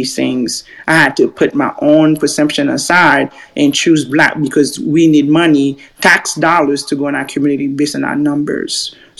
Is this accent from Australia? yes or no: no; Haiti; now in United States; I'm Haitian. I still describe myself as such. I'm not African. I'm not American.